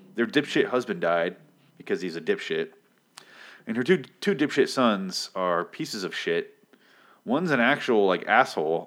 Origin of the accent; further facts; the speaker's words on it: United States; I'm American